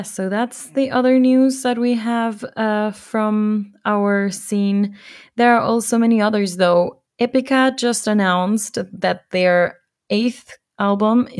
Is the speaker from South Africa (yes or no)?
no; Ecuador; moved away; my home country, in my hometown